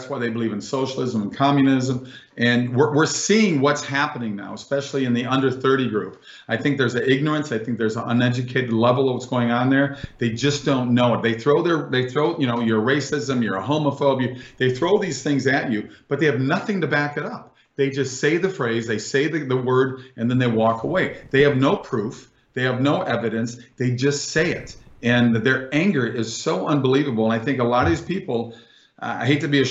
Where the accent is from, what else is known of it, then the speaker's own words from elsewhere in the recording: California, United States; moved away as an adult; now in Florida, United States; I'm from California. We left 2.5 years ago